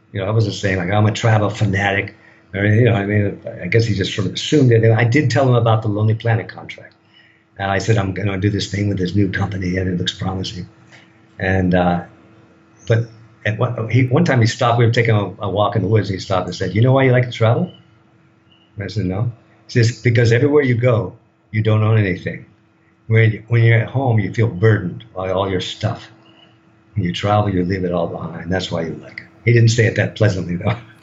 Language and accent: English; United States; moved away as an adult; now in Thailand; I'm a product of that of that culture